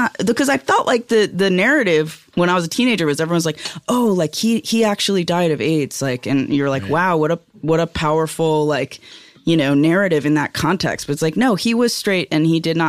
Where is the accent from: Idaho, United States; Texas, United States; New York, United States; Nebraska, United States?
New York, United States; Yeah, I'm from Rockland County.